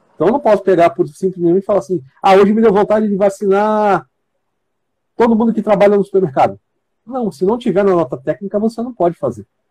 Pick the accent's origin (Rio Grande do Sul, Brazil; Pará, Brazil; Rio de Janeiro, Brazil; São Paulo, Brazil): São Paulo, Brazil; moved away as an adult; eu sou filho da terra lá. Eu conheço muito bem minha terra